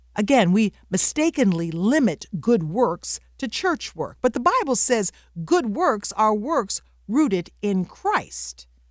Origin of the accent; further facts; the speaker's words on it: the South, United States; I grew up in the South